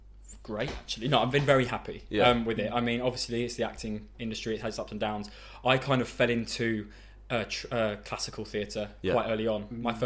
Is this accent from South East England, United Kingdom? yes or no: no; London, United Kingdom; I'm an actor as well. And I am a London boy, born and bred, Southgate, North London.